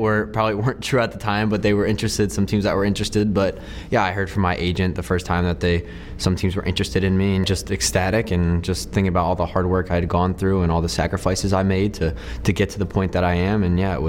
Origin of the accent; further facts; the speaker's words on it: Medford, New Jersey, United States; I grew up in Medford, New Jersey, a pretty small town. Everybody knows each other, and yeah, I mean, it's a pretty big soccer town